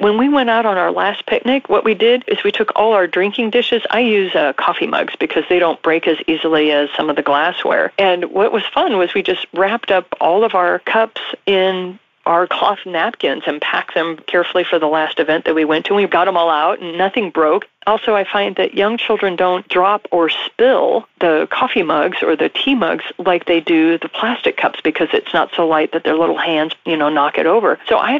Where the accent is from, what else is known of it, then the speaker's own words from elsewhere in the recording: Japan; also born or lived in Bahamas; I was raised in Japan. I was also raised in the Bahamas.